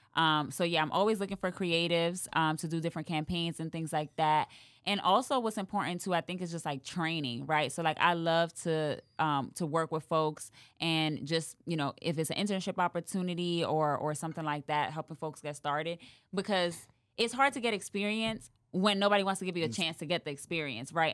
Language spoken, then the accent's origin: English; New York City, New York, United States; moved away as an adult; now in Dallas, United States; growing up in the Bronx and growing up poor